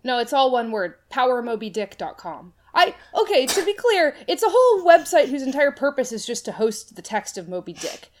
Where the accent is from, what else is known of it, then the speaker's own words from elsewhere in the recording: Boston, Massachusetts, United States; I grew up in the Boston area